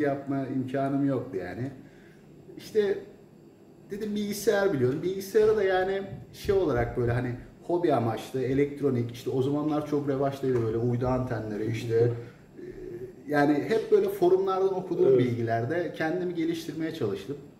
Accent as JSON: {"language": "Turkish", "region": "Istanbul", "country": "Turkey", "tie": "born or raised there", "also_born_or_lived": "Venezuela / Qatar", "moved": "as an adult", "lives_now": "Latvia", "said": "1987 İstanbul Kadıköy'de doğumluyum."}